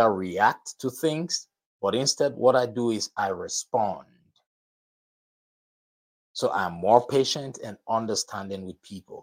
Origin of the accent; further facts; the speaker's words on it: Nigeria; moved away; Nigeria, my home country